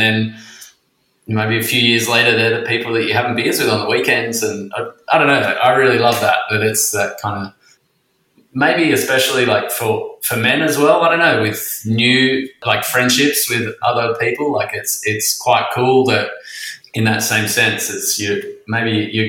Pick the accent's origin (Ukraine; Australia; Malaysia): Australia; Western Australia; also born or lived in Queensland; now in Sydney, Australia; I grew up in Western Australia and then lived in Queensland for 10 years, and then I've been in Sydney for 10.